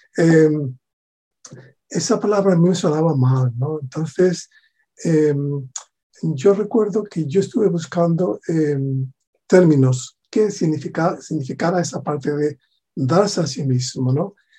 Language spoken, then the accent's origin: Spanish; Spain; also born or lived in southern Spain; a pesar de ser de España